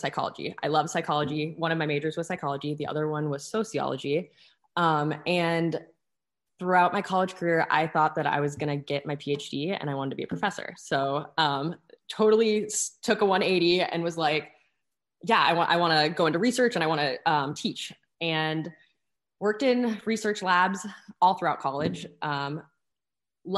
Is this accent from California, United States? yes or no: no; Arizona, United States; born and raised in Arizona